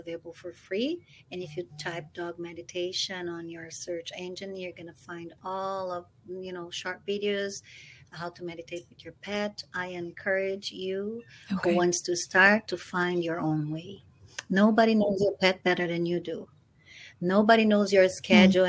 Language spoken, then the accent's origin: English; Brazil; moved away; I'm from Brazil